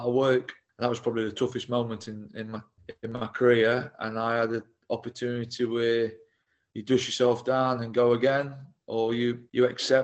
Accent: Mansfield, East Midlands, United Kingdom; I was club captain at Mansfield Town, my hometown club. Very proud. My parents were proud. I lived in the area

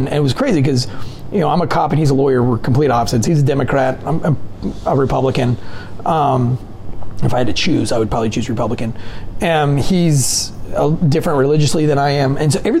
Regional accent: North Carolina, United States; Towards the beach, but I grew up like not being able to go to school because alligators would block the neighborhood entrance.

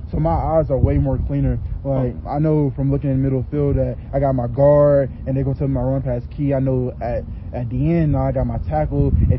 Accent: the South, United States; You know, I'm from the South, so the phrase next man up always comes to my head.

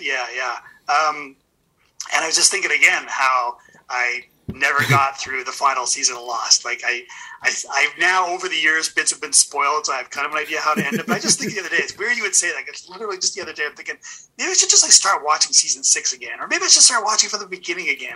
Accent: Edmonton, Alberta, Canada; I'm from Edmonton

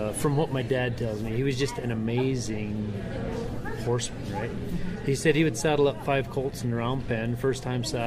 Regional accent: Leavitt, Alberta, Canada; I was pretty much born and raised in Leavitt, Alberta, which is in between Cardston and Waterton

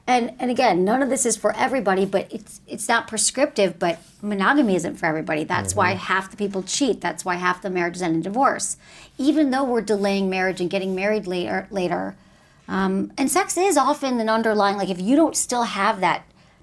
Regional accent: Michigan, United States; I'm from Michigan

